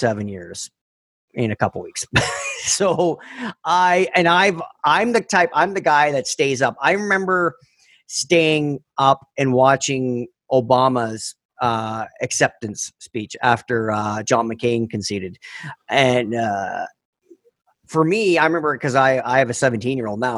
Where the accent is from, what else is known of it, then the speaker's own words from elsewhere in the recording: Canada; I'm fucking Canadian